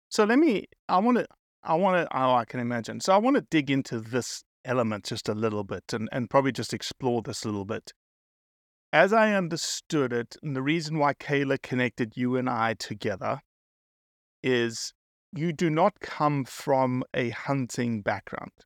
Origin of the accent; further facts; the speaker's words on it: South Africa; I'm South African